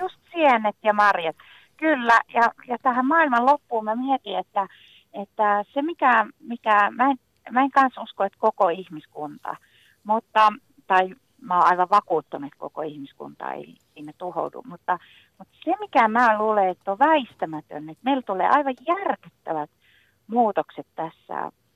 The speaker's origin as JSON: {"language": "Finnish", "region": "northern Finland", "country": "Finland", "said": "mä pohjoisessa kotoisin"}